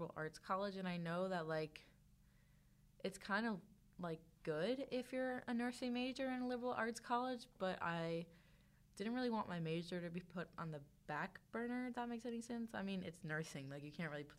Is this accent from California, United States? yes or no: no; New Jersey, United States; moved away; I'm from New Jersey